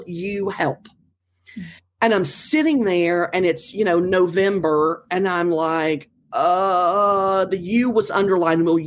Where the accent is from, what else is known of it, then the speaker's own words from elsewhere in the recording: North Carolina, United States; small town North Carolina, where I grew up